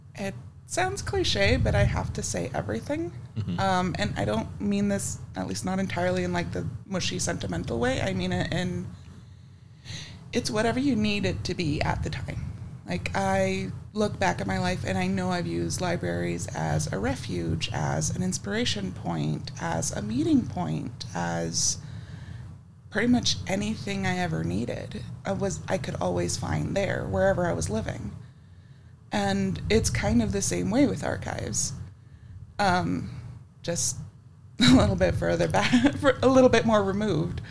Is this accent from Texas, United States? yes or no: yes; West Texas, United States; I grew up in West Texas